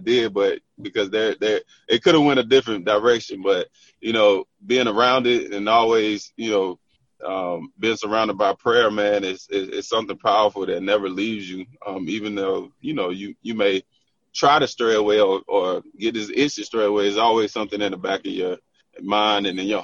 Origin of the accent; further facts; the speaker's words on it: Tarboro, North Carolina, United States; I'm from Tarboro, North Carolina